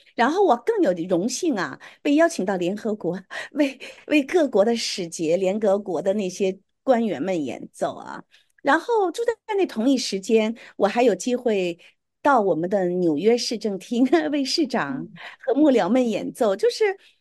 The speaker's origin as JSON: {"language": "Chinese", "region": "Beijing", "country": "China", "tie": "born or raised there", "accent": "Beijing dialect", "moved": "yes", "said": "我在北京长大的，我们讲的都是北京话"}